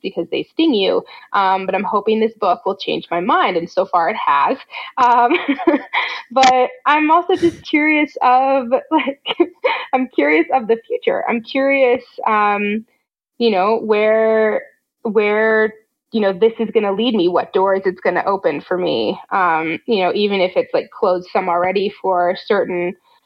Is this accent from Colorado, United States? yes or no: yes; Fort Collins, Colorado, United States; I grew up in Fort Collins, Colorado